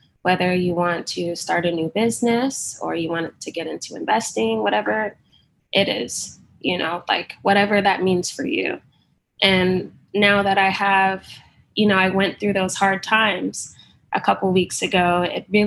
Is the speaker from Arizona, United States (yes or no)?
no; Dallas, Texas, United States; I am from Dallas, Texas